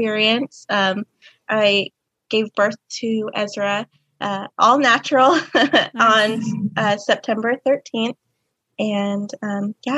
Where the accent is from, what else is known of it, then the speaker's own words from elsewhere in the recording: Kansas, United States; I am from Kansas